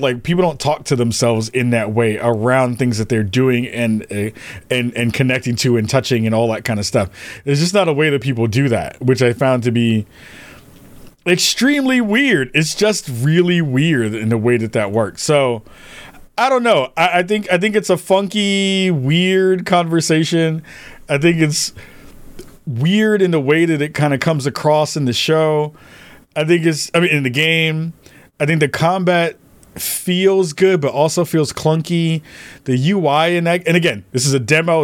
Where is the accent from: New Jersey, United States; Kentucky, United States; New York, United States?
New York, United States; As a New Yorker